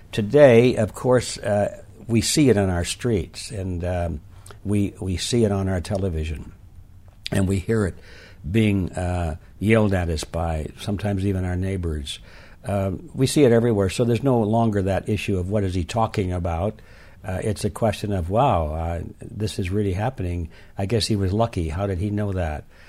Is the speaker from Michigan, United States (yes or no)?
yes; Detroit, Michigan, United States; I was born and raised in Detroit